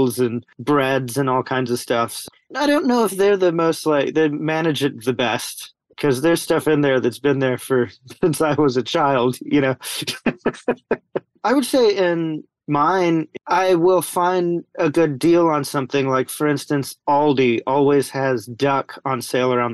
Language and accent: English; Appalachian Mountains, Western North Carolina, United States; I'm born and bred in Appalachian Mountains in Western North Carolina